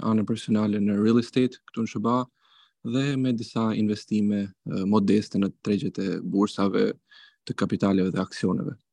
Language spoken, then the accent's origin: Albanian; Albania; now in United States; unë uh jam larguar nga Shqipëria rreth 6 vite më parë drejt uh, shteteve të bashkuara të Amerikës së bashku me familjen time.